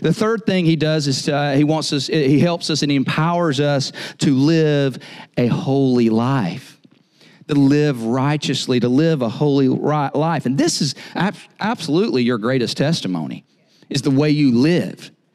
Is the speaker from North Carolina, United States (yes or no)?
yes; Eastern North Carolina, United States; I'm from Eastern North Carolina